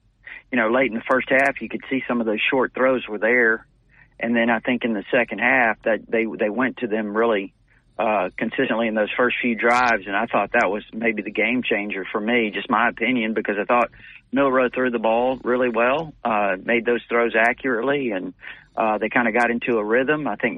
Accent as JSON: {"language": "English", "town": "Corpus Christi", "region": "Texas", "country": "United States", "moved": "as an adult", "said": "I came from Corpus Christi, Texas."}